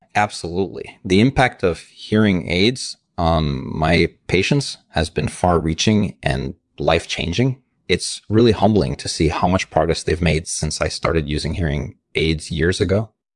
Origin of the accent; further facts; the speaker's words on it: Russia; I grew up in Russia